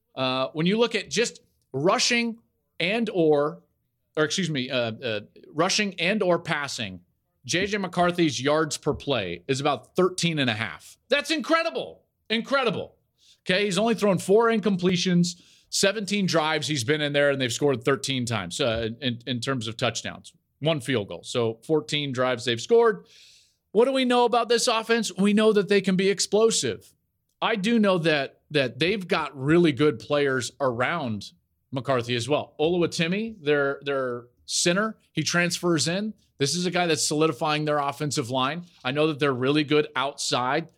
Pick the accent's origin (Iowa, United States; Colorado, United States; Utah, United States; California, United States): Colorado, United States; Denver; Growing up in the Denver area